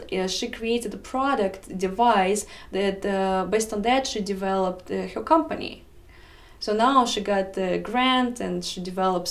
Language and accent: English; Russia; English is a second language; moved away as an adult; now in United States; It was my first major in Russia. So when I moved to America 9 years ago